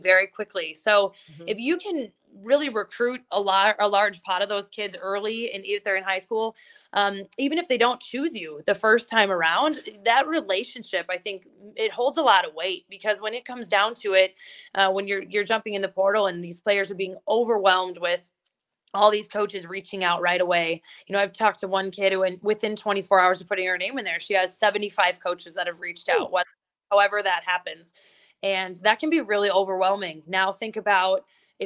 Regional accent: just north of Milwaukee, Wisconsin, United States; now in South Dakota, United States; I'm from just north of Milwaukee

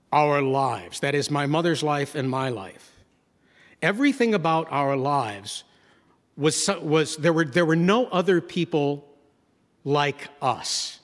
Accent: Gloversville, New York, United States; born or raised there; moved away

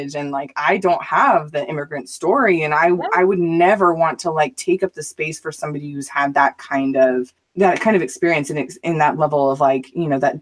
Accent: Mesa, Arizona, United States; also born or lived in Southern California; I grew up in Mesa, Arizona and in Southern California

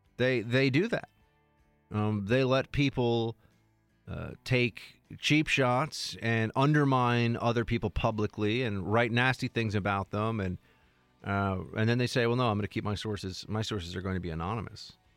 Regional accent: New York City, New York, United States; I grew up in New York City

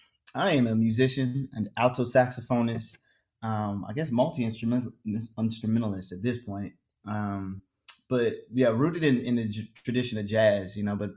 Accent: Maryland, United States; also born or lived in New York; now in Los Angeles, United States; I've moved around a lot, but I'm originally from Maryland, DC area, then moved to New York, lived in Harlem for like five years. And then made my way out here to Los Angeles, and I've been here since August.

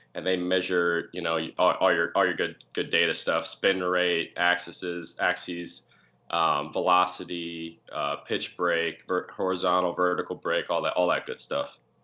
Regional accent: Pottsville, Pennsylvania, United States; also born or lived in Philadelphia; I'm proud to say I'm from Pottsville

